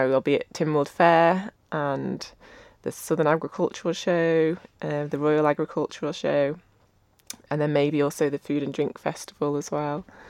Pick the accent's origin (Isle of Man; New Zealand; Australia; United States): Isle of Man; Ramsey; I grew up in Ramsey. I did Manx dancing.